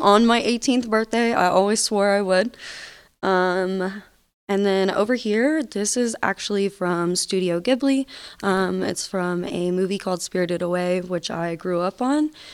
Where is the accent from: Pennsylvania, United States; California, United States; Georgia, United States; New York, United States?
Georgia, United States; Atlanta; moved away as an adult; now in Nevada, United States; I'm from Atlanta, Georgia. I just moved out to Nevada last year